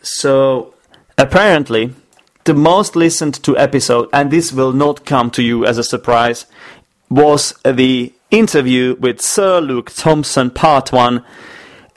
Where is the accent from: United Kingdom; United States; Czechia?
Czechia; the Czech Republic, my home country